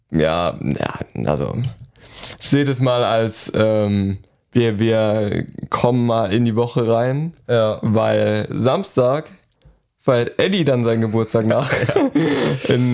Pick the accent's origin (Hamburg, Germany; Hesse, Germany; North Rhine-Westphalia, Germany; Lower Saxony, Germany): Lower Saxony, Germany; Hannover; Wo kommst du her? Ja, aus Hannover. Hä? Okay, wir kommen auch, wir kommen auch aus Hannover.